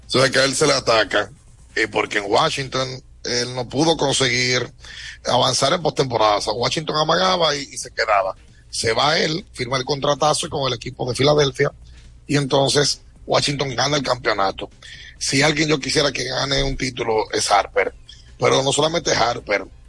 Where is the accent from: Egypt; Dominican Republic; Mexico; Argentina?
Dominican Republic; nosotros como dominicanos